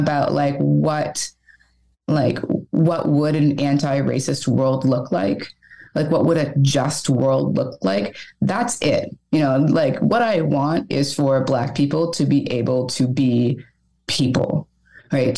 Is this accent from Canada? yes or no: yes; Canada; now in Montreal, Canada; The question is always, where are you from? And then you say Canada